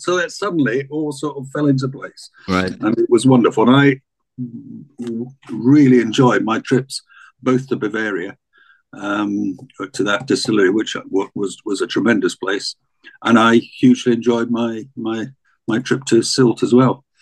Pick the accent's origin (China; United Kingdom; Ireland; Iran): United Kingdom; Scottish Borders, Scotland; I was brought up in the borders of Scotland, about an hour south of Edinburgh